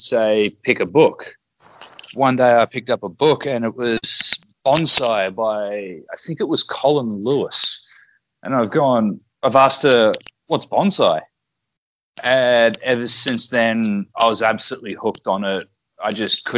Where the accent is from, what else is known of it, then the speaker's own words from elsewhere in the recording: Brisbane, Queensland, Australia; moved away as an adult; now in Okazaki, Japan; I'm from Brisbane.